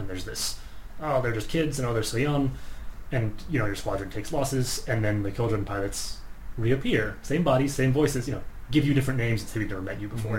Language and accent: English; United States; I'm American